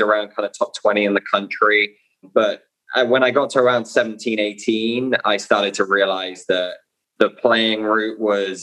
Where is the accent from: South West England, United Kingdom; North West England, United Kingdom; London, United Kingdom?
South West England, United Kingdom; Bournemouth; I'm from Bournemouth in the UK.